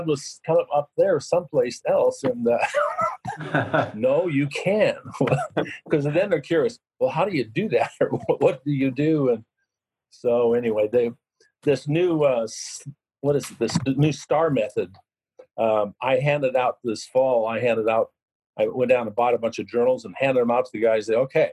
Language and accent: English; Yakima, Washington, United States; also born or lived in Seattle, Washington / Sun Valley, Idaho; I'm originally from Yakima